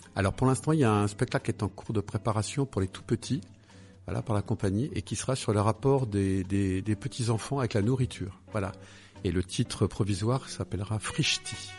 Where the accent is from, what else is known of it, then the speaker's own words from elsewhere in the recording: Paris, Île-de-France, France; moved away; je suis né à Paris, dans le 15e